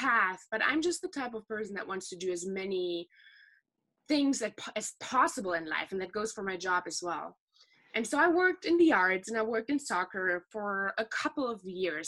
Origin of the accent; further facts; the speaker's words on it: Ruhr area, North Rhine-Westphalia, Germany; The part of Germany that I'm actually from is, I feel like, pretty unique for Germany because it's the most industrialized part of it. It's the Ruhr area